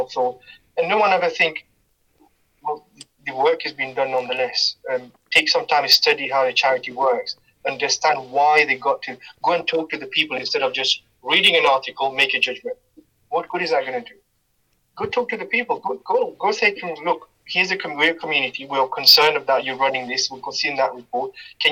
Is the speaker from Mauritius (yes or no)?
yes; Mauritius; now in Leicester, United Kingdom; I grew up in Mauritius